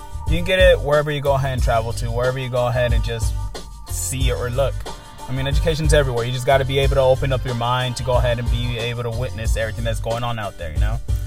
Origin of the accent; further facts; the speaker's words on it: Oakland, California, United States; first language Spanish; English is a second language; I was born here in Oakland, California, I still struggled seeing that my first language was not English. It was actually Spanish